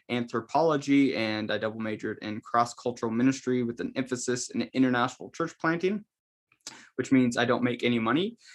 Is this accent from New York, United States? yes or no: no; Seattle, Washington, United States; also born or lived in Thailand; I'm originally from the Seattle area in Washington the best state in the union, obviously. And I, my grandparents were Assembly of God missionaries, so I spent some time growing up overseas in Thailand.